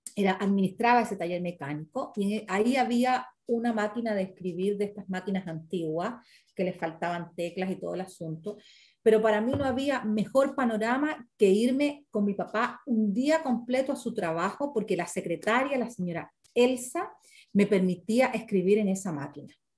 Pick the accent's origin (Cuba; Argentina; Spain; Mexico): Cuba; Manicaragua, Villa Clara; moved away as an adult; also born or lived in Cienfuegos, Cuba / Trinidad, Cuba; now in Chile; en mi infancia en Manicaragua